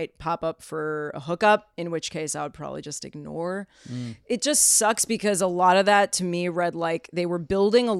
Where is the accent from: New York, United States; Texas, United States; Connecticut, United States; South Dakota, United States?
New York, United States; New York City; I grew up in Queens